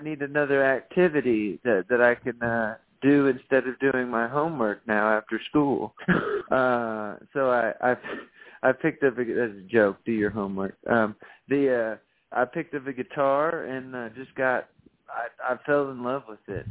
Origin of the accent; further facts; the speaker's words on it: Texas, United States; moved away as an adult; also born or lived in Nashville, Tennessee; I lived in Nashville for 10 years. I'm from Texas. I came back to Texas.